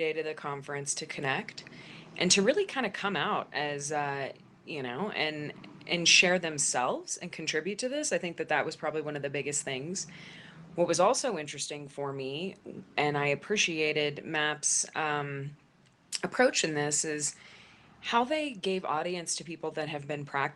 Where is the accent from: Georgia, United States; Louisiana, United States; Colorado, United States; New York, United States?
Colorado, United States; Denver; in Denver, in my hometown